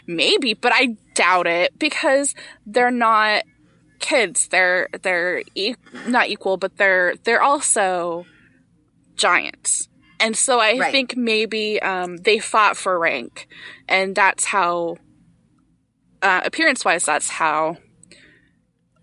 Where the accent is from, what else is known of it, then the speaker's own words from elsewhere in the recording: United States; I'm American